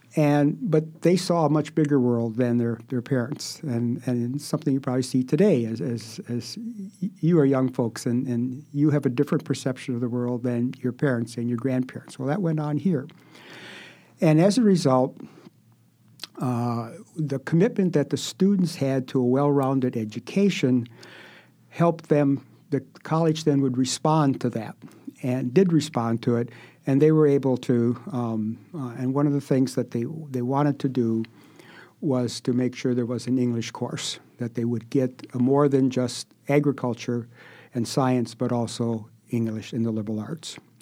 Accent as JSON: {"language": "English", "region": "Wisconsin", "country": "United States", "tie": "born or raised there", "also_born_or_lived": "Illinois", "moved": "as an adult", "said": "I was born in Wisconsin, and, uh, I grew up on a dairy farm"}